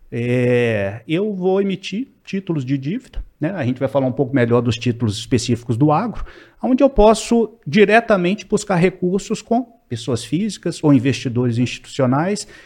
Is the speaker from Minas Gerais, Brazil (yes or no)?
yes; Belo Horizonte, Minas Gerais, Brazil; eu queria voltar para Belo Horizonte, eu sou de Belo Horizonte